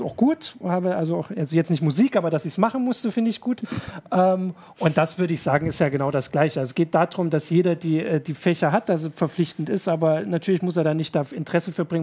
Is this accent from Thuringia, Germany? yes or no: yes; Thuringia, Germany; Ich als Thüringer